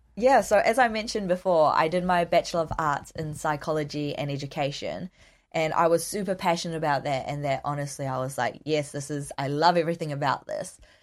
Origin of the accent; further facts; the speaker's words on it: New Zealand; accent: Kiwi; I'm ethnically Korean, but born and raised in New Zealand